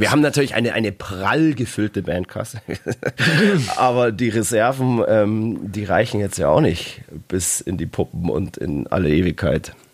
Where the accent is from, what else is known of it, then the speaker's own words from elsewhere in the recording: Dortmund, North Rhine-Westphalia, Germany; aber als Dortmunder muss ich natürlich so ein bisschen, also ein gewisser Grundhass muss da ähm, vorhanden sein.